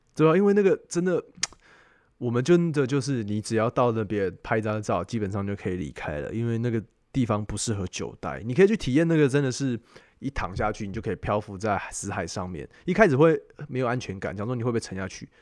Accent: Taiwan; 我觉得真的是身为台湾人

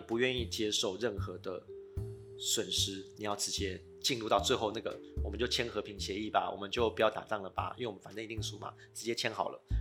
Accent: Taiwan; 我就是台湾人

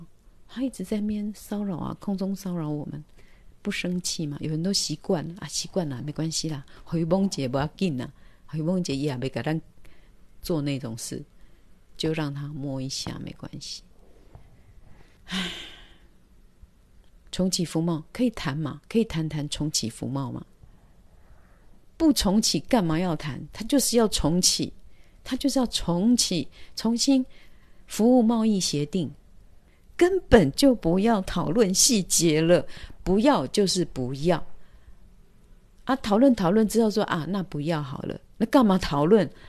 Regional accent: Taiwan; 我们台湾人就是像我啦，人家来摸我话，我第一个动作在啪，马上把他打走。

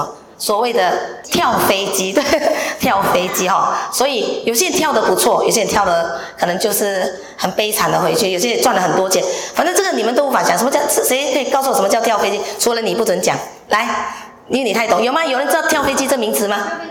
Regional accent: Hsinchu, Hsinchu City, Taiwan; 因为我是我我来自新竹了哈。

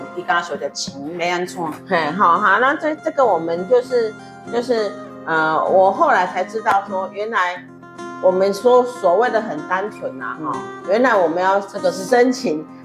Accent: Taiwan; 我们台湾人

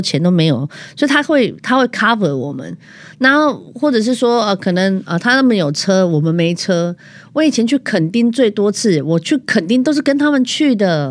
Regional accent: southern Taiwan, Taiwan; 因为我是南部人

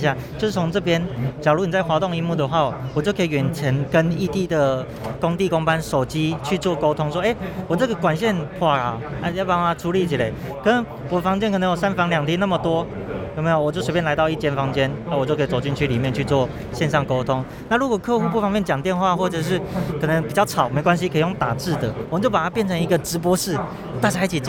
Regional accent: Nantou County, Taiwan; 我是南投人。

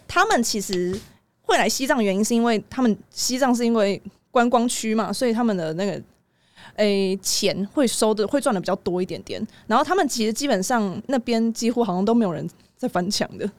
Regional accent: Taiwan; 我台湾人

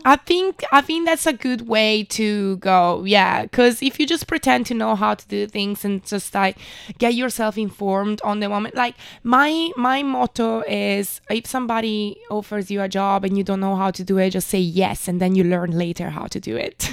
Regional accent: Milan, Lombardy, Italy; moved away as an adult; also born or lived in London; now in Taiwan; I lived there for eighteen years of my life

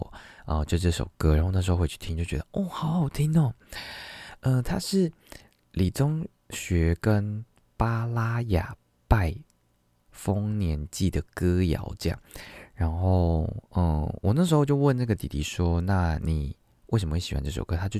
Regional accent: Tainan, Taiwan; also born or lived in Kaohsiung / Qingshui, Taichung; now in Taipei, Taiwan; 对我来说，我来自啊我我同时来自台南高雄，这是我很前期的生活。我中间的生活，我来自台中清水。在后来的生活，你要说我来自吗？我现在我现在在台北，这样。

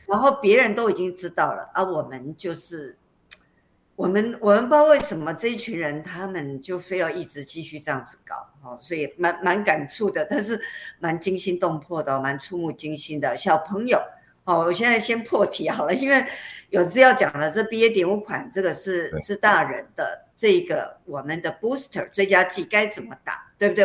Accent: Taiwan; 我们台湾人

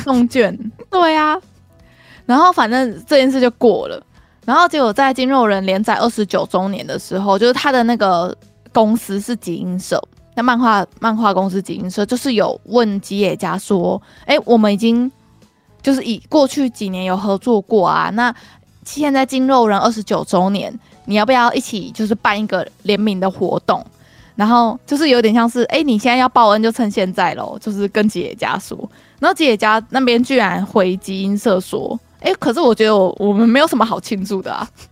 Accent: Kaohsiung, Taiwan; 我们高雄人

